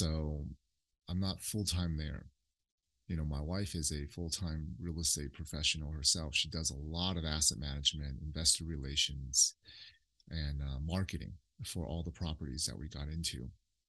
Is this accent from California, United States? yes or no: yes; Oakland, California, United States; We grew up in Oakland.